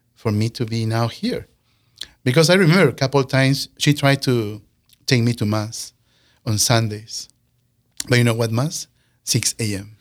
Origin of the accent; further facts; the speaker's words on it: Peru; moved away as an adult; also born or lived in California / Saint Paul, Minnesota; now in Sioux Falls, United States; we came from Peru